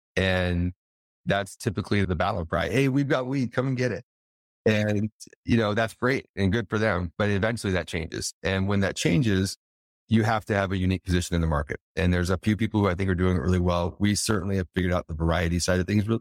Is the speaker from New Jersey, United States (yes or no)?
no; Colorado, United States; moved away as an adult; also born or lived in Las Vegas, Nevada; I'm originally from Colorado, but I was in Vegas for eight years